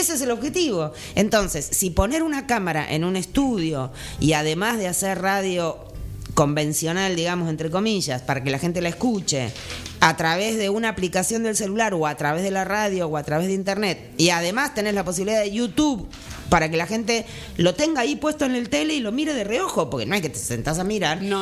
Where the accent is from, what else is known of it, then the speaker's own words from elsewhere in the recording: Buenos Aires, Argentina; moved away as an adult; now in Jujuy, Argentina; yo nací en Buenos Aires, pero hace 20 años que vivo en Jujuy